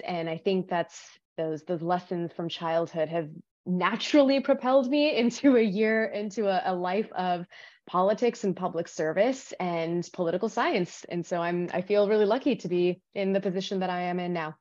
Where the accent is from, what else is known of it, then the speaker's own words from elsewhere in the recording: Los Angeles, California, United States; I was born in the desert, California desert. I was raised in Los Angeles